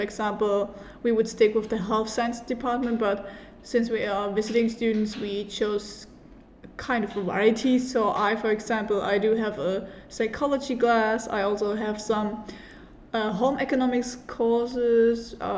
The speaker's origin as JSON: {"language": "English", "country": "Germany", "moved": "as an adult", "lives_now": "Malta", "said": "And we're both from Germany and we are currently visiting students in Malta. I'm 24 years old."}